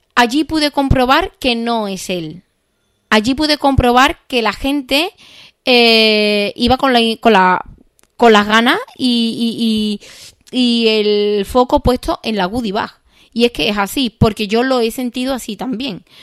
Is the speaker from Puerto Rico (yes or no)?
no; Seville, Andalusia, Spain; soy de Sevilla